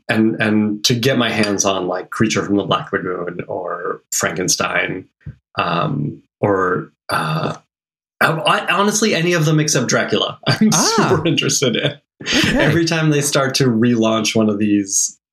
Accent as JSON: {"language": "English", "town": "Boston", "region": "Massachusetts", "country": "United States", "tie": "born or raised there", "said": "I grew up in Boston"}